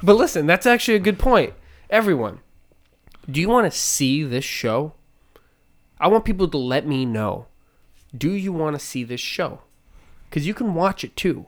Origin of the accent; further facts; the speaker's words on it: Manchester, New Hampshire, United States; I'm born in Manchester, New Hampshire